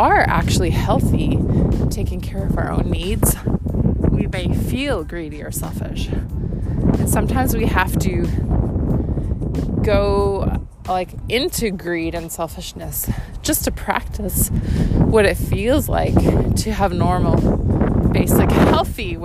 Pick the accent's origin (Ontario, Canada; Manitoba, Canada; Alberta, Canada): Manitoba, Canada; Winnipeg; being Canadian and being from the prairies and from Winnipeg and from my family